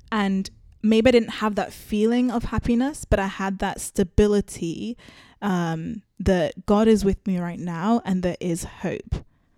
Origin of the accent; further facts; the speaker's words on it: United Kingdom; Hi, I'm …, and I am British Zimbabwean.